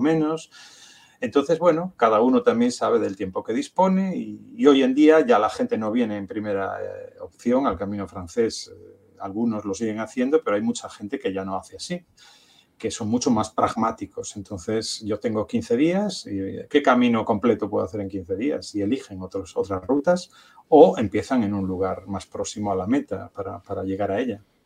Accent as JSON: {"language": "Spanish", "town": "A Coruña", "region": "Galicia", "country": "Spain", "said": "yo soy coruñés"}